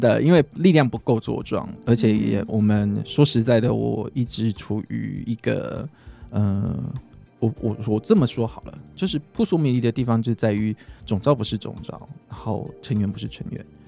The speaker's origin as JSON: {"language": "Chinese", "region": "southern Taiwan", "country": "Taiwan", "tie": "born or raised there", "also_born_or_lived": "Taipei", "moved": "yes", "said": "因为我是长，南部家庭长大的"}